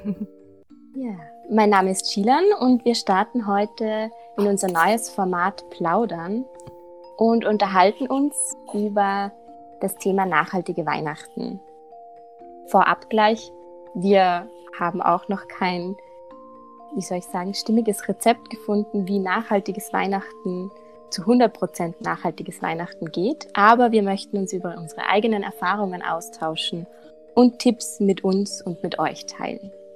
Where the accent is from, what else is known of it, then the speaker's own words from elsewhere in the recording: Salzburg, Austria; bei uns in Salzburg